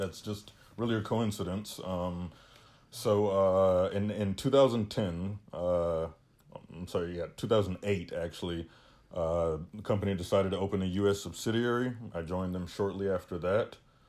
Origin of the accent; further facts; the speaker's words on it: United States; I hate to say it because I am American